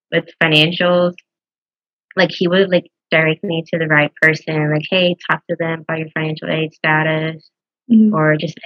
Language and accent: English; Houston, Texas, United States; now in Waco, United States; I'm from Houston